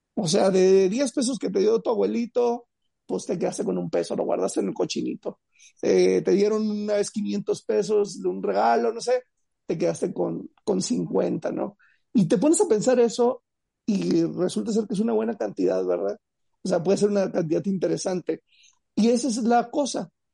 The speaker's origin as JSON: {"language": "Spanish", "country": "Mexico"}